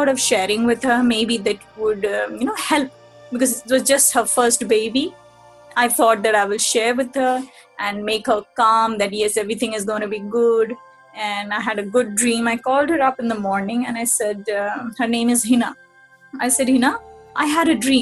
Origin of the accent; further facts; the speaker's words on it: Mumbai, Maharashtra, India; also born or lived in Chennai; I'm from Mumbai